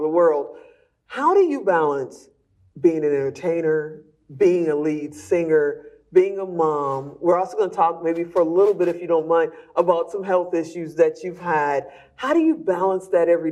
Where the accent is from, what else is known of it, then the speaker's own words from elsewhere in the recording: Chicago, Illinois, United States; I'm from Chicago